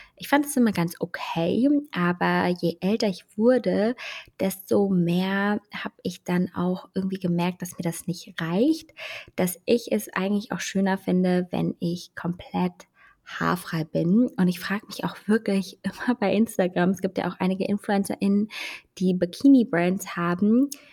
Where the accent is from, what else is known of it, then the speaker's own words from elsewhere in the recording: Germany; bei uns in Deutschland